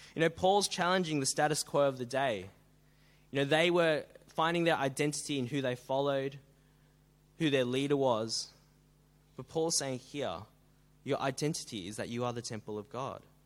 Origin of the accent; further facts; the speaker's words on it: Melbourne, Victoria, Australia; now in Sydney, Australia; I come from Melbourne